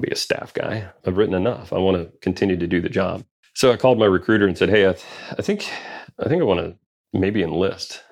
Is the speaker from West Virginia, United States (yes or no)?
yes; West Virginia, United States; also born or lived in Mississippi / Louisville, Kentucky; now in North Carolina, United States; I actually moved to West Virginia when I was ten.